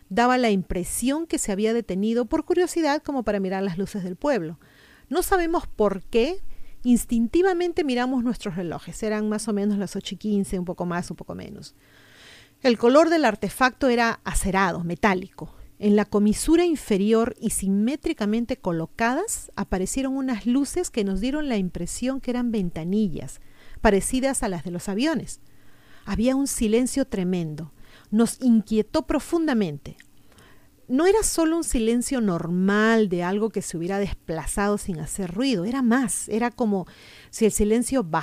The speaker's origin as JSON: {"language": "Spanish", "region": "Callao", "country": "Peru", "said": "A título personal, bueno, yo no soy limeña, soy chalaca y no he tenido el gusto de conocer Matucán, espero algún día poder visitar este y otros hermosos lugares que sé que existen en mi país."}